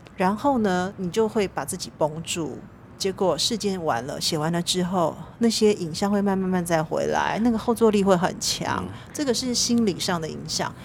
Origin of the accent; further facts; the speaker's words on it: Taiwan; 我一个台湾人